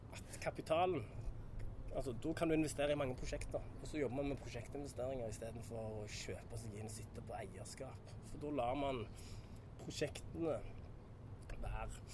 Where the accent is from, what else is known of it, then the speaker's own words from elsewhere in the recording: Randaberg, Rogaland, Norway; moved away as an adult; also born or lived in Ålesund; now in New York, United States; Randaberg, det er jo der jeg kommer fra